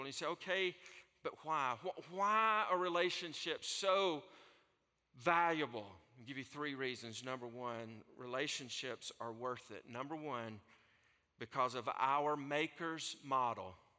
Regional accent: North Alabama, United States; accent: Southern; from North Alabama that speaks uh, Southern

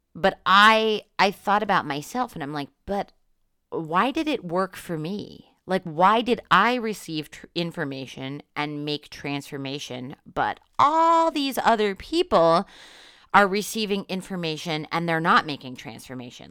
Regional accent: Northeast Pennsylvania, United States; moved away; I'm from Northeast Pennsylvania, which is very different from Western Pennsylvania.

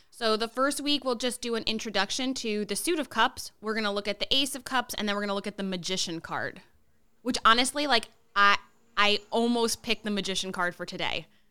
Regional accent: Connecticut, United States; moved away; we're both from Connecticut

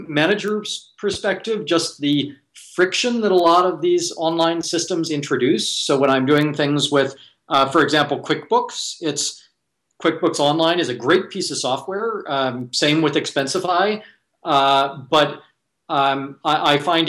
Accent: Silicon Valley, California, United States; I was born and raised in Silicon Valley

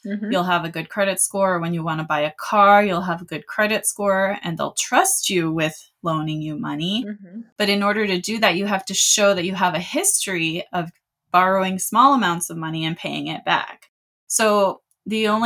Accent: California, United States; my home state of California

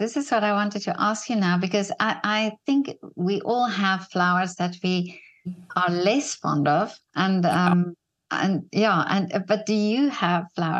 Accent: South Africa; moved away; Well, I must say I grew up in South Africa.

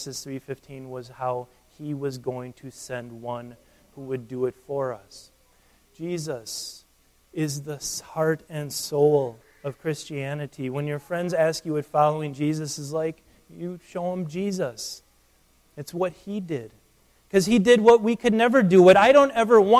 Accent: United States; I'm an American

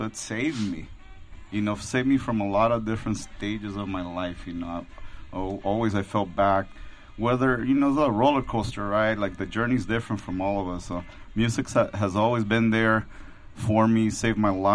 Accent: Los Angeles, California, United States; I grew up like near South Central, you know, Pico Union area

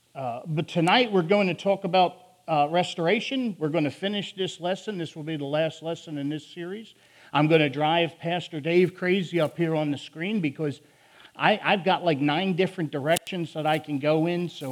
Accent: Philadelphia, Pennsylvania, United States; accent: northern; I will talk way faster than any human being should ever talk, because I'm from Philly. I have a northern speech impediment

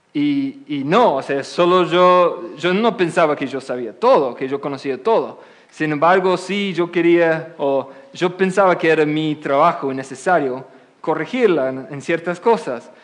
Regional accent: England, United Kingdom; Spanish is a second language; moved away as an adult; also born or lived in Oxford; now in United States; desde mi niñez, yo nací en Inglaterra, después pasé aquí y estoy viviendo aquí en Estados Unidos como casi 12 años

